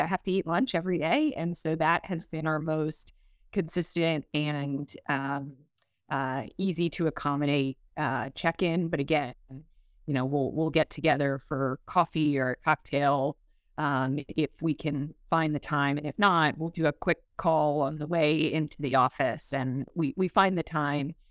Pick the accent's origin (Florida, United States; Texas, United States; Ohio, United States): Florida, United States; Brevard County; moved away as an adult; also born or lived in Atlanta, Georgia / Tallahassee, Florida; I'm from Brevard. Both of my parents were born and raised in Merritt Island, which is where I'm now raising my family